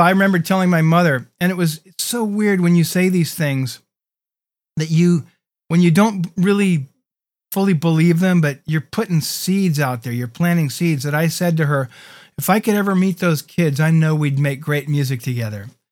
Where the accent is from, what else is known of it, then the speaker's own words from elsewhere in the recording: San Diego, California, United States; also born or lived in Los Angeles; who I grew up in San Diego